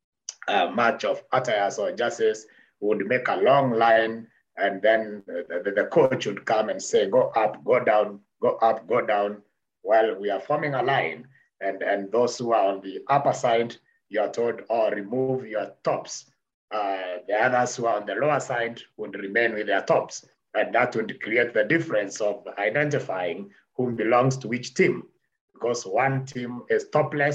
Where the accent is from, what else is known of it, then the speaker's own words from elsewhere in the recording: Kenya; I'm born and bred in Kenya, in the Mount Kenya region.